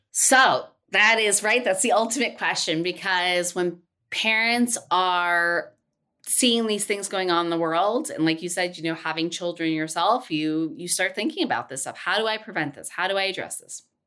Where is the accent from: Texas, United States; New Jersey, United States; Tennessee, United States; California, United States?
Tennessee, United States; I was born in Tennessee.